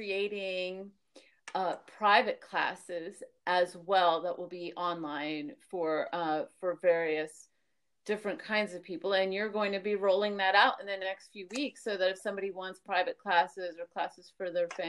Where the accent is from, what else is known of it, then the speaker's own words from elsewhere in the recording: New York, United States; also born or lived in Miami; because I'm from New York and Miami and stuff